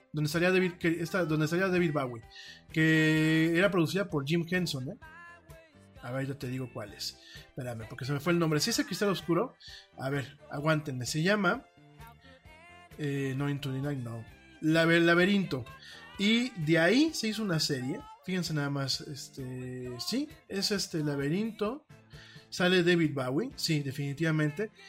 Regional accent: Mexico; yo soy orgullosamente latino y orgullosamente mexicano

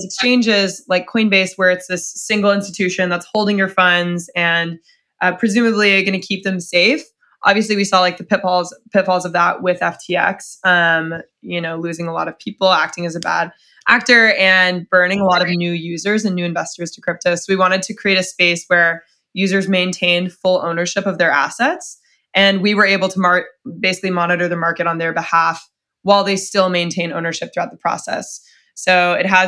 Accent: Dallas, Texas, United States; moved away; I'm from Dallas, Texas originally.

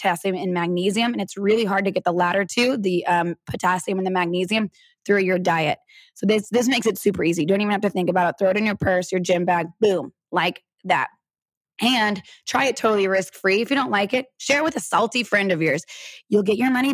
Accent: Texas, United States; I'm born and raised in Texas

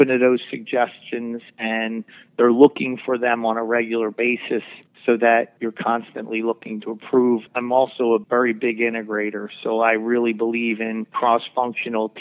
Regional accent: Philadelphia, Pennsylvania, United States; I grew up in Northeast Philadelphia

